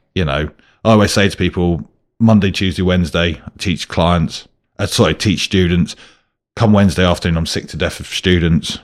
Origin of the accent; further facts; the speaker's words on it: United Kingdom; I'm British